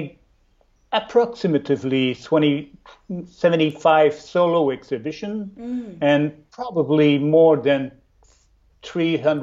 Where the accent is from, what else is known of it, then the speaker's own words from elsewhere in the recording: Chicoutimi, Quebec, Canada; now in Trois-Rivières, Canada; I learned my art at the college in my hometown in Chicoutimi